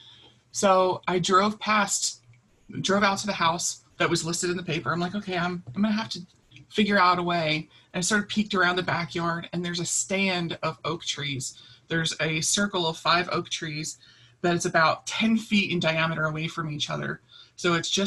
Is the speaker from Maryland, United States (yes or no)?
yes; Baltimore, Maryland, United States; I grew up in Baltimore, so I'm used to such a tight urban environment